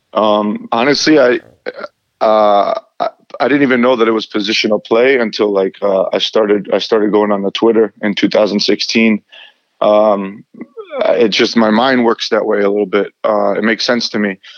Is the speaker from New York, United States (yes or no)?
yes; Long Island, New York, United States; I played um, uh, with the Albertson uh, Soccer Club in Long Island, New York